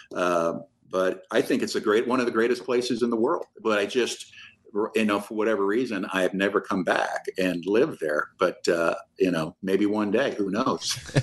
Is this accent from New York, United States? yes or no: no; Omaha, Nebraska, United States; I'm from South Omaha